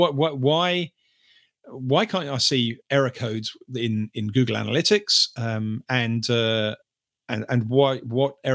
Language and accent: English; United Kingdom; I'm British